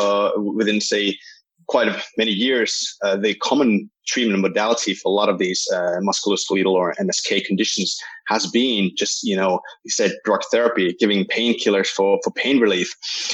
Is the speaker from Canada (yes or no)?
no; Finland; also born or lived in Wales, United Kingdom; I'm from Finland.